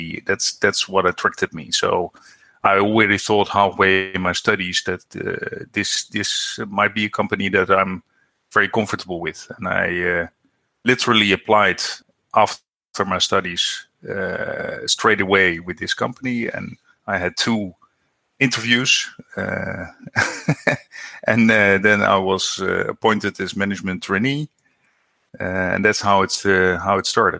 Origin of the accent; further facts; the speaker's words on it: Netherlands; I'm from the Netherlands.